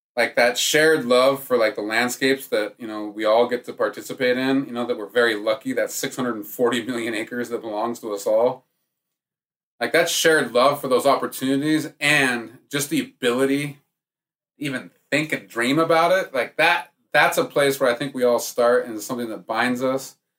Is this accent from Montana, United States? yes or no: yes; Montana, United States; I'm growing up in Montana